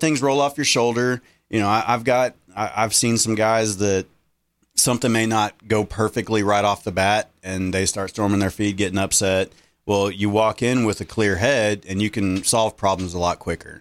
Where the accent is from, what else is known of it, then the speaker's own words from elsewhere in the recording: Center Point, Texas, United States; I grew up in Center Point, Texas, just like you